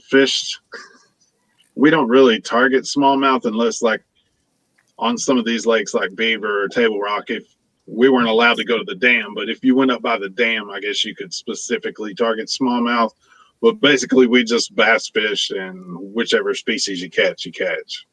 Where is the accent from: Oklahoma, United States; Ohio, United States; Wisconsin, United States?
Oklahoma, United States; moved away; I'm originally from Oklahoma